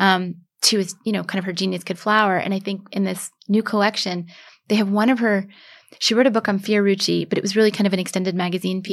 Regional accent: United States; now in New York City, United States; I'm an American

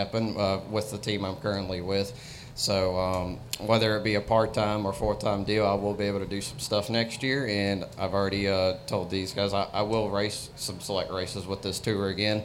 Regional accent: Aledo, Texas, United States; I'm from Aledo, Texas

